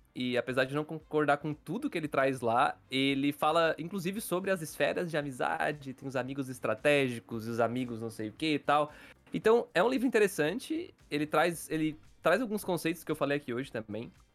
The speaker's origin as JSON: {"language": "Portuguese", "town": "Criciúma", "region": "Santa Catarina", "country": "Brazil", "said": "eu, o Dude e o Patrick, nós somos aqui de Criciúma"}